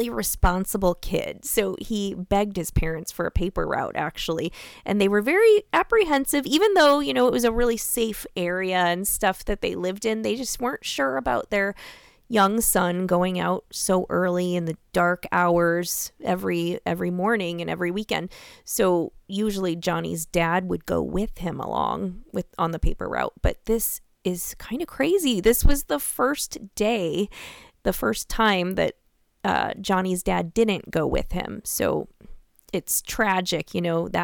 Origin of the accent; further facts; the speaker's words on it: Iowa, United States; also born or lived in Des Moines; Born and raised in Iowa. Well, Iowa girl.